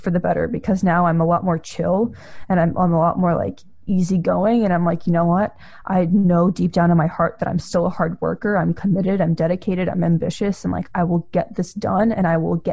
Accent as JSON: {"language": "English", "country": "Russia", "moved": "yes", "lives_now": "United States", "said": "I'm also an immigrant. I come from Russia."}